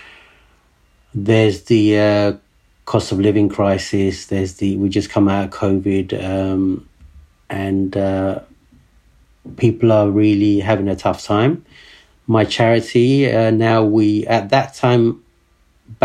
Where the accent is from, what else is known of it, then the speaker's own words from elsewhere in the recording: London, United Kingdom; English is a second language; also born or lived in Bangladesh; I came from Bangladesh in 1976, so I was seven. And then since then, I've always lived in Camden.